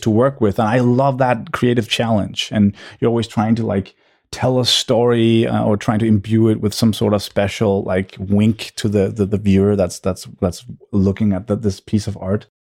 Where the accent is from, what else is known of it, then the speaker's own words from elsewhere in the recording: suburb of Copenhagen, Capital Region of Denmark, Denmark; I grew up in a suburb, uh, to Copenhagen.